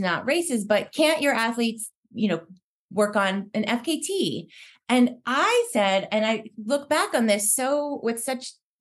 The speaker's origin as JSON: {"language": "English", "region": "Pennsylvania", "country": "United States", "tie": "born or raised there", "moved": "as an adult", "lives_now": "West Coast, United States", "said": "I grew up in Pennsylvania and moved to the West Coast after college"}